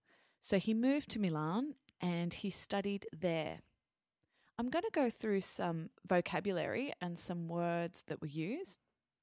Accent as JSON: {"language": "English", "country": "Australia", "tie": "born or raised there", "also_born_or_lived": "France", "first_language": "English", "said": "growing up in Australia, our cuisine is influenced by the Italians"}